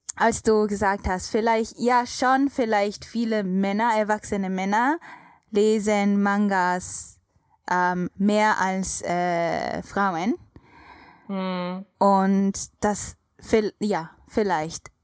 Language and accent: German; Japan; German is a second language; als Japanerin